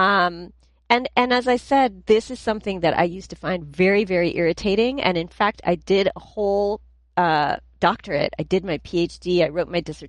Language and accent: English; New Jersey, United States; where are you from? And I'm like, New Jersey